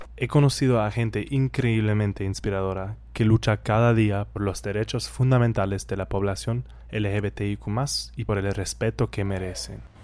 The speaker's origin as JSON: {"language": "Spanish", "country": "Germany", "second_language": "Spanish", "moved": "as an adult", "said": "soy de Alemania y vine aquí para conocer Barranquilla y la costa colombiana"}